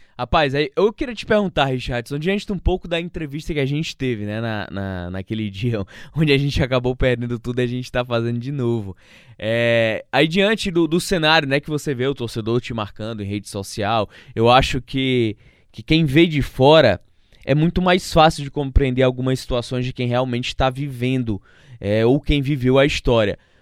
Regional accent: Northeast Brazil, Brazil; nós nordestinos

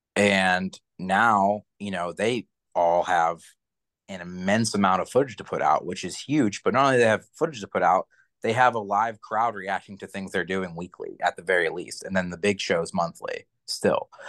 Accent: New Kensington, Pennsylvania, United States; also born or lived in New York; New Kensington, by the way, is like my hometown, like it's where I'm from.

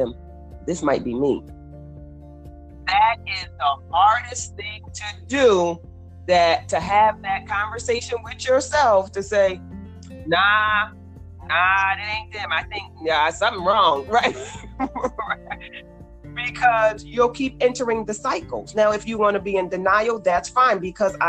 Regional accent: Bridgeport, Connecticut, United States; I grew up in Bridgeport

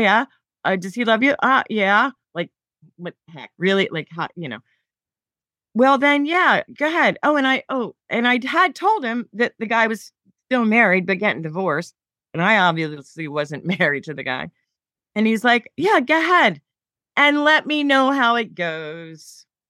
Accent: Philadelphia, Pennsylvania, United States; I worked for the Philadelphia Phillies, my hometown team.

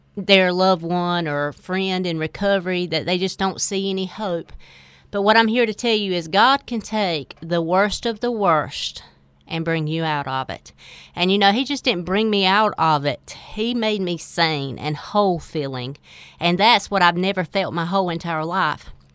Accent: Four Oaks, North Carolina, United States; I grew up in Four Oaks

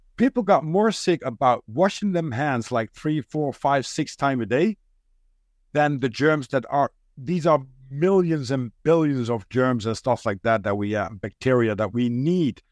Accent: Netherlands; first language Dutch; English is a second language; I'm a Dutch guy.

